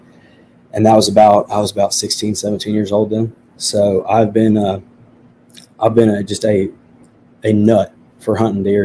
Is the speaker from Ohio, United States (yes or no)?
yes; Ohio, United States; when I was growing up in Ohio